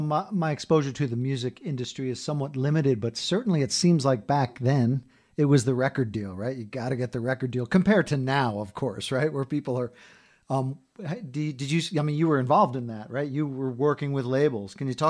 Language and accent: English; Sussex County, New Jersey, United States; I was up from Sussex County, New Jersey